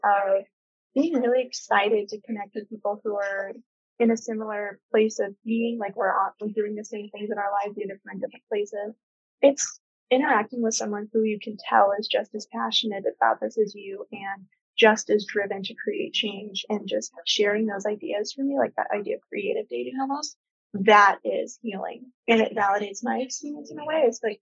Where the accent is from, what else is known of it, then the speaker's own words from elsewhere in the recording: Colorado, United States; moved away as an adult; now in New York, United States; I'm from Colorado